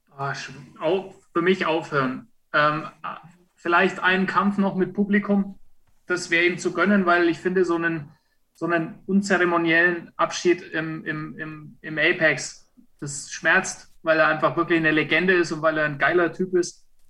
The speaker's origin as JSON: {"language": "German", "area": "Franconia", "region": "Bavaria", "country": "Germany", "said": "ich bin Franke"}